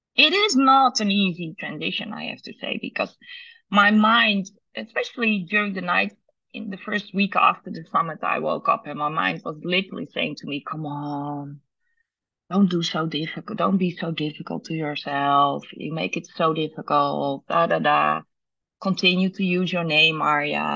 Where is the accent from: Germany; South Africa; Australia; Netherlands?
Netherlands; born and raised in Holland